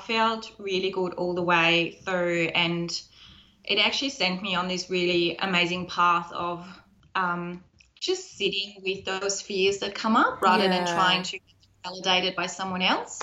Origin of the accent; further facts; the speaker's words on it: Germany; moved away; I'm originally from Germany